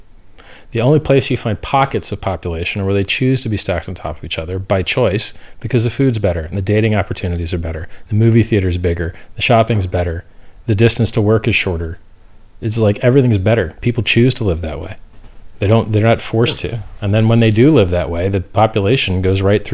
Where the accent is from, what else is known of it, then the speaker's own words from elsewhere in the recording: United States; I'm from America